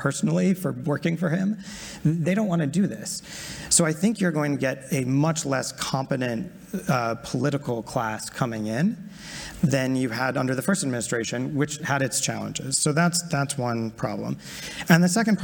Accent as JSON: {"language": "English", "country": "United States", "said": "as an American"}